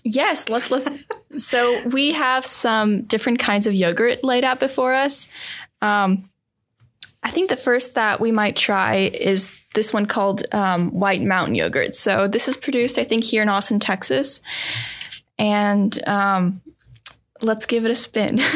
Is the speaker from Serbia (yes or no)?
yes; Serbia; moved away; I come from Serbia. My my family um, still lives there